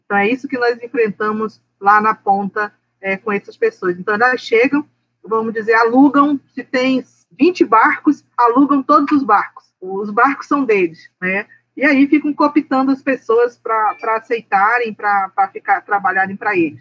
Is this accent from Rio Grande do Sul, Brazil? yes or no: no; Santo Antônio do Içá, Amazonas, Brazil; eu sou de Santo Antônio do Içá, no Alto Solimões, no Amazonas.